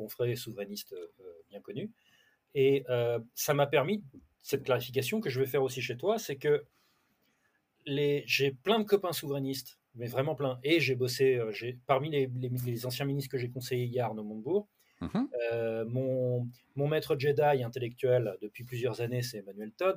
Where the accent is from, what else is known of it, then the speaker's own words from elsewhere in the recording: Brittany, France; je suis breton